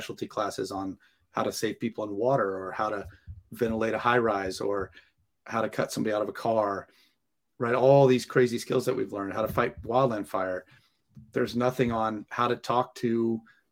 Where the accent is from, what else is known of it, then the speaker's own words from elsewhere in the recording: Santa Clarita, California, United States; moved away as an adult; now in San Diego, United States; I grew up in LA, Santa Clarita by Magic Mountain.